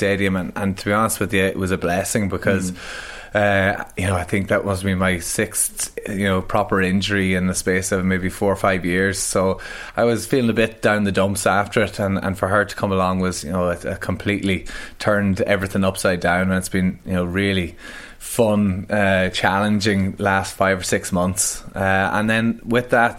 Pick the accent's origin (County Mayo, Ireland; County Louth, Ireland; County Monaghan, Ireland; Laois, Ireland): County Monaghan, Ireland; Monaghan; I grew up in Monaghan.